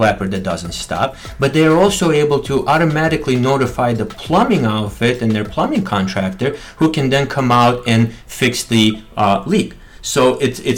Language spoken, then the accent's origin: English; Michigan, United States; we're both from Midwest, we're both from Michigan, and both went to Wayne State.